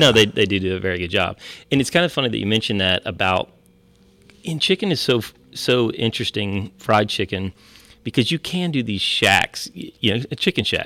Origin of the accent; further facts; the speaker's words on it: Ohio, United States; moved away; we're originally from Ohio, I am, and my family.